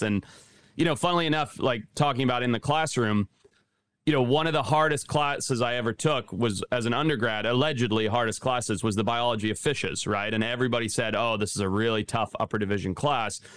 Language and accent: English; Zimbabwe; moved away; growing up in Zimbabwe